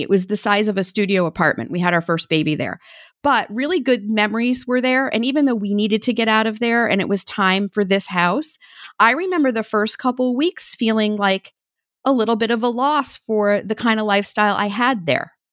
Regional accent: Maine, United States; moved away; I grew up in Maine

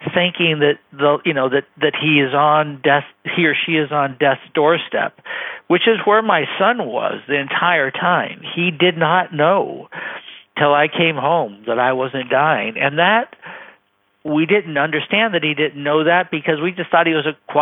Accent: Bay Area, California, United States; I grew up in the Bay Area

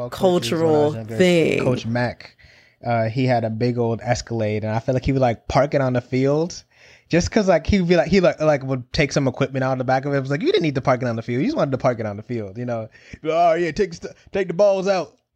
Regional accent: Connecticut, United States; I, remember noticing growing up in Connecticut, being around lots of Italian Americans

